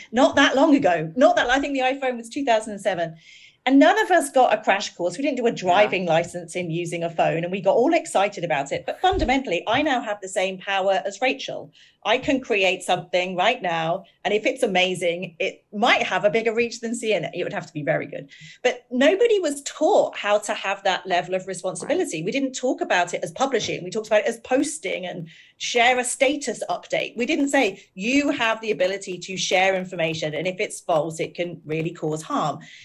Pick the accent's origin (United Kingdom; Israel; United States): United Kingdom; we're both British